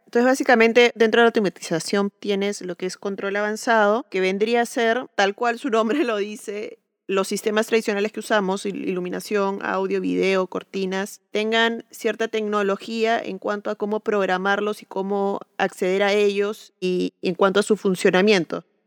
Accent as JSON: {"language": "Spanish", "country": "Peru", "said": "soy arquitecta peruana"}